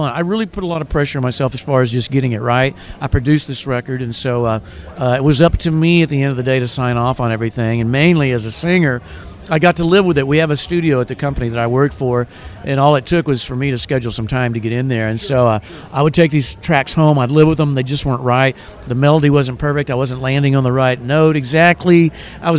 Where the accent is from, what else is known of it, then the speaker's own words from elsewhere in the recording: Texas, United States; Guy Clark and people like that I grew up with in Texas